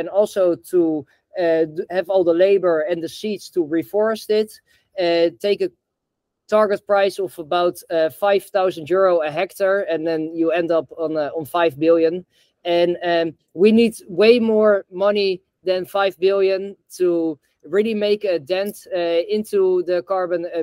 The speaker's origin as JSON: {"language": "English", "country": "Netherlands", "also_born_or_lived": "the tropics", "said": "I'm in Amsterdam now. I'm originally from Holland"}